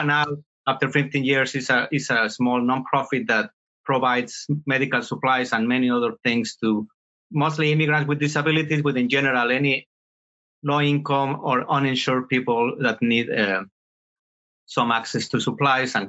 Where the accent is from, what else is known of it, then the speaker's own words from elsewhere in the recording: Mexico City, Mexico; moved away as an adult; now in Houston, United States; I was born in Mexico City and grew up there.